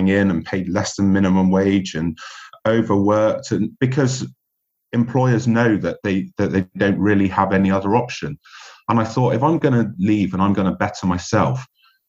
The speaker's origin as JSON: {"language": "English", "town": "Bristol", "region": "South West England", "country": "United Kingdom", "tie": "born or raised there", "also_born_or_lived": "London / France / Switzerland", "moved": "as an adult", "said": "my hometown of Bristol"}